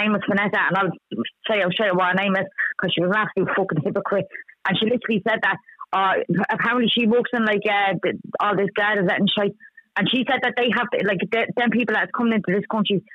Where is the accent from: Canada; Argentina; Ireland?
Ireland; Dublin, Leinster; I'm from Ballymun